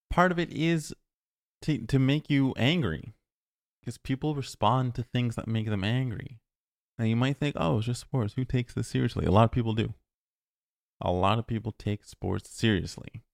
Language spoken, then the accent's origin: English; Ontario, Canada; moved away; I'm originally from Ontario